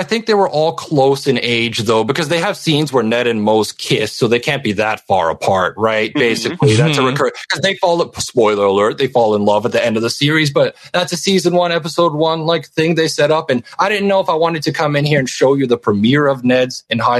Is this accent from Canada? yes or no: yes; Canada; because I'm Canadian. We don't have middle school in Canada